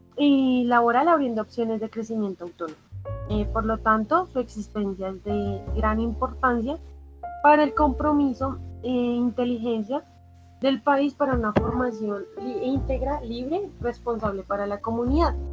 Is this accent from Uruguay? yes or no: no; Colombia; somos estudiantes de la Universidad Distrital y que somos colombianos